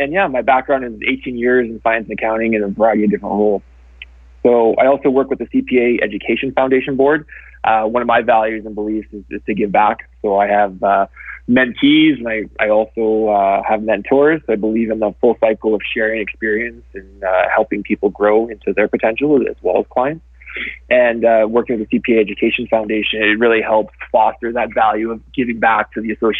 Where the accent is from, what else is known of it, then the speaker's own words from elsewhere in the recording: Winnipeg, Manitoba, Canada; moved away as an adult; now in Calgary, Canada; I'm a prairie boy, born and raised. So I was born in Winnipeg. And I moved to Calgary after I graduated university